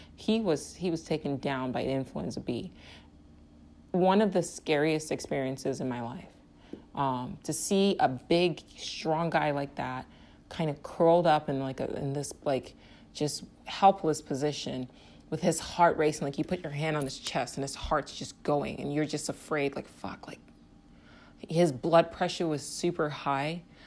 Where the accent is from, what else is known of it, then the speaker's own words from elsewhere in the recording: Nigeria; now in United States; I'm from Nigeria